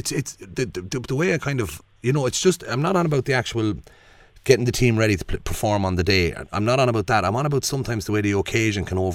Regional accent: Westmeath, Leinster, Ireland; we're from Westmeath.

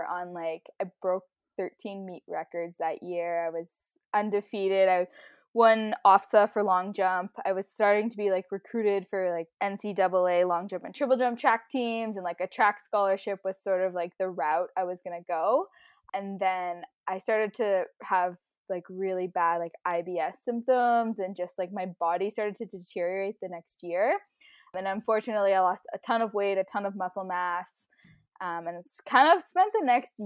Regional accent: Ottawa, Ontario, Canada; moved away as an adult; also born or lived in Toronto, Canada; now in Calgary, Canada; I grew up in Battawa

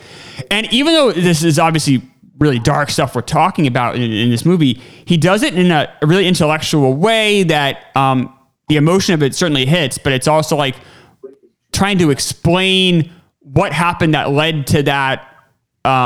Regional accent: New Hampshire, United States; I grew up in New Hampshire, so I only had white history teachers

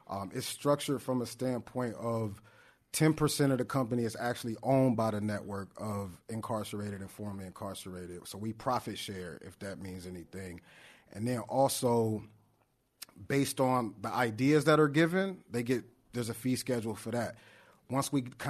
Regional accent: Los Angeles, California, United States; I'm from Watts.

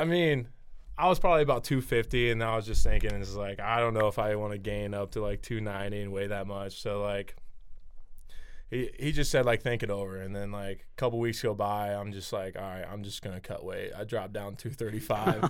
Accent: Nebraska, United States; growing up in Nebraska

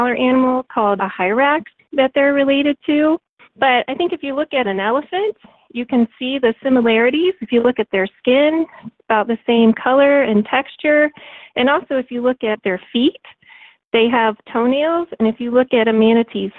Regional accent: Florida, United States; I grew up here in Florida

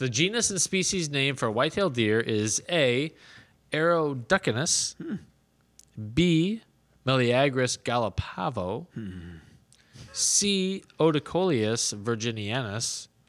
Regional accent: Chicago, Illinois, United States; I grew up in Chicagoland

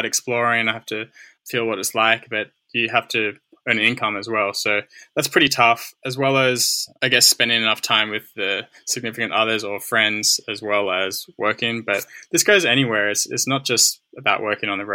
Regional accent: Australia; moved away; as an Australian

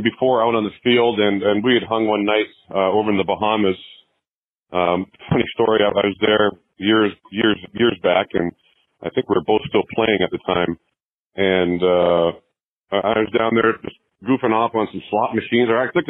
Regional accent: Canada; I'm Canadian. I played in Canada for the Canadian team that was there.

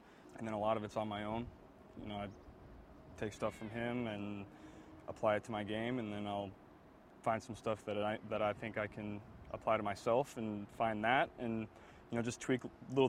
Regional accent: Ohio, United States; moved away as an adult; also born or lived in Baton Rouge, Louisiana; I grew up in Ohio, played high school football in Ohio, but then I played my college ball in Baton Rouge

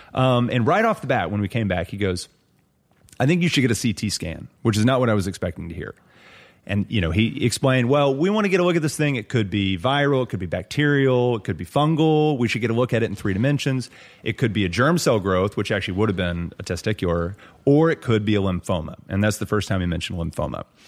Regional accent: Lubbock, Texas, United States; moved away; also born or lived in Austin, Texas; my hometown of Lubbock

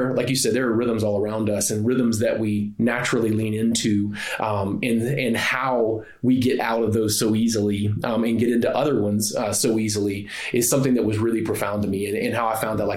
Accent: the South, United States; I grew up in the South.

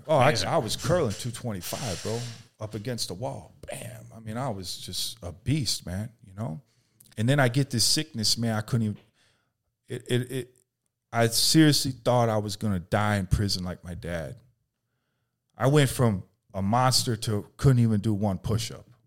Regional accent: Chicago, Illinois, United States; born or raised there

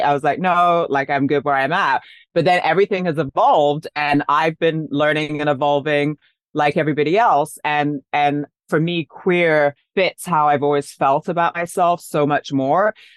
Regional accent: London, United Kingdom; also born or lived in Paris / New York; now in Los Angeles, United States; I grew up in London, then I lived in Paris, then I lived in New York

